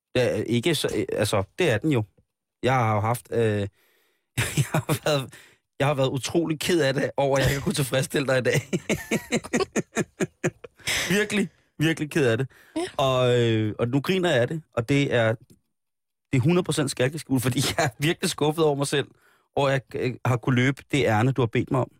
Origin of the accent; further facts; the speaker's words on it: Denmark; Jeg er jo dansker